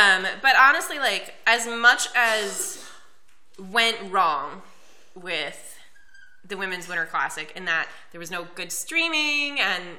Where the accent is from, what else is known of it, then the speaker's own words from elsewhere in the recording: Lawrence, Kansas, United States; I'm from Lawrence, Kansas, and I was going to school in Lawrence, Kansas